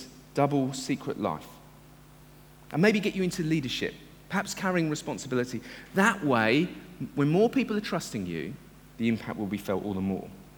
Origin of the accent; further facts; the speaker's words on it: United Kingdom; I love being a Brit and coming from Britain